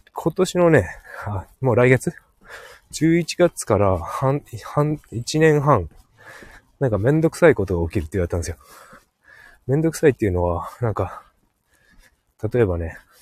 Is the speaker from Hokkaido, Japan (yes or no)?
yes; Hokkaido, Japan; 北海道だからね